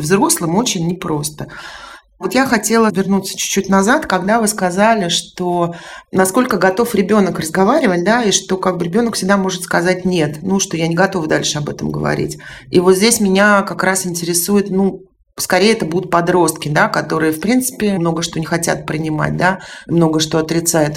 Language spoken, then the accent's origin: Russian; Tallinn, Harju County, Estonia; moved away; в Эстонии, в Таллине, откуда я родом